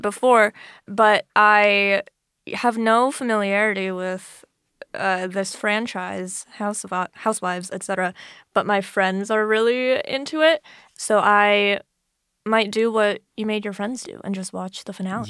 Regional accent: Florida, United States; moved away as an adult; I'm originally from Florida

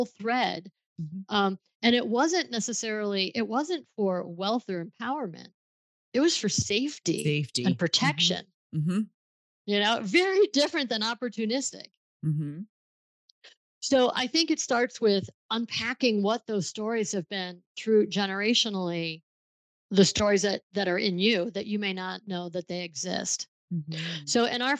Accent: Buffalo, New York, United States; I grew up in Buffalo, New York, where Niagara Falls is

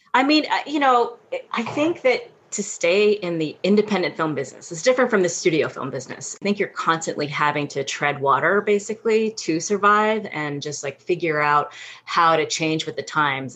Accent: New York City, New York, United States; I was born and raised in New York City

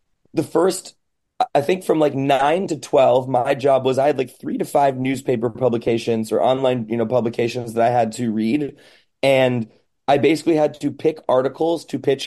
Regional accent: suburbs of Chicago, Illinois, United States; born or raised there; moved away; also born or lived in New York / Los Angeles / London

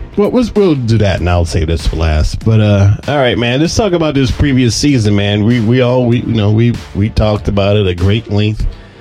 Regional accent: Anderson, South Carolina, United States; my hometown in Anderson, South Carolina.

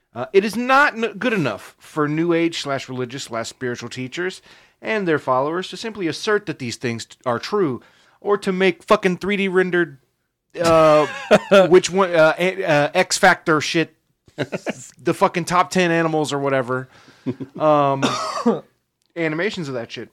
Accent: United States; we're American

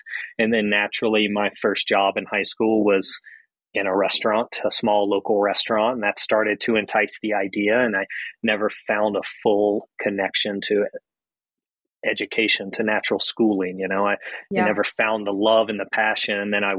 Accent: the South, United States; I had an Italian grandfather and then my family is Southern. So, you know, growing up in the South, my mom just naturally cooking was her love language, you know?

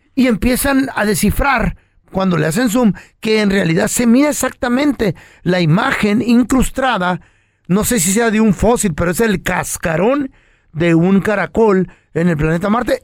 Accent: Mexico; now in United States; yo soy mexicano, pero vivo en Estados Unidos

